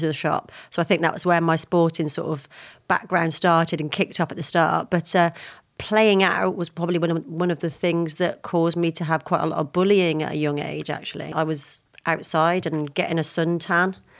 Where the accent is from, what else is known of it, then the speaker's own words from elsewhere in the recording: Lydney, South West England, United Kingdom; I was born in Forest Adeen in a small town called Lydney